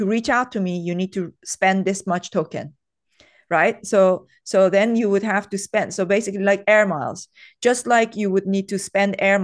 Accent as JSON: {"language": "English", "town": "Tehran", "region": "Tehran Province", "country": "Iran", "tie": "born or raised there", "second_language": "English", "said": "I was brought up in Tehran"}